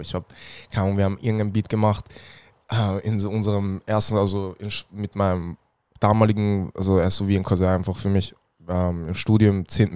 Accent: Vienna, Austria; ich bin aus Wien

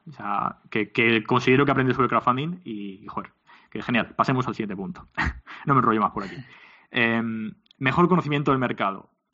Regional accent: Alicante, Valencian Community, Spain; tanto mi socio como yo, eh, mi socio Berna como yo, eh, somos de Alicante

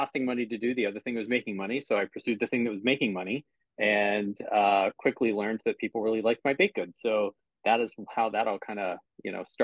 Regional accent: Pittsburgh, Pennsylvania, United States; now in Cleveland, United States; I live in Cleveland now, but I'm originally from Pittsburgh. Okay. So Pittsburgh is still my hometown

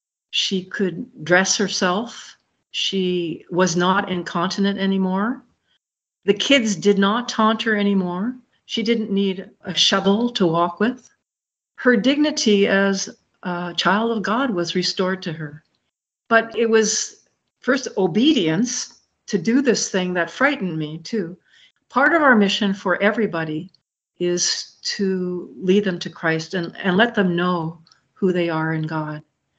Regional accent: Ireland; I told you this before, I'm Irish and I'm a storyteller, so I have a lot of stories.

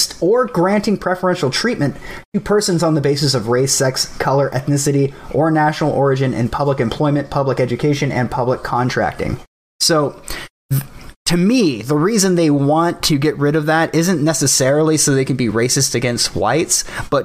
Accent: California, United States; as a Californian

